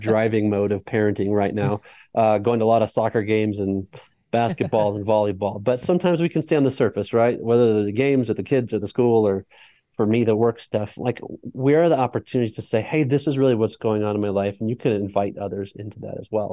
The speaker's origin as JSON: {"language": "English", "region": "Colorado", "country": "United States", "said": "I'm from Colorado"}